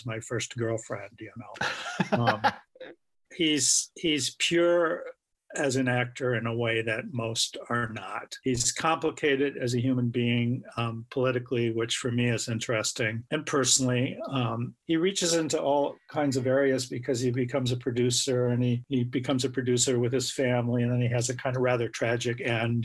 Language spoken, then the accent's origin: English; Madison, Wisconsin, United States; I'm from Madison, Wisconsin